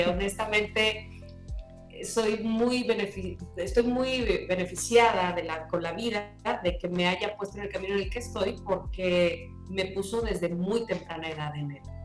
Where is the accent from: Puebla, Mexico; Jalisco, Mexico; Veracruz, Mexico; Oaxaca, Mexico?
Veracruz, Mexico; moved away as an adult; also born or lived in Mexico City; yo estaba iniciándome en la radio aquí en, la ciudad de Veracruz